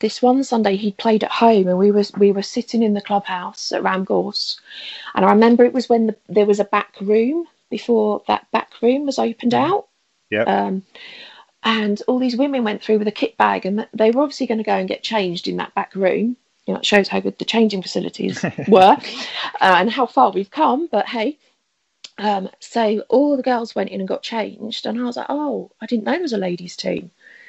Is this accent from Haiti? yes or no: no; Bude, South West England, United Kingdom; now in Harlow, United Kingdom; Bude in Cornwall.